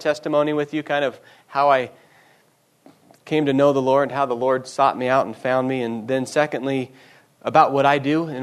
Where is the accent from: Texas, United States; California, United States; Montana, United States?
Montana, United States; Bozeman; I grew up here in Bozeman. Wasn't born here, unfortunately, so I'm not a native. Moved here when I was back here when I was four with my folks.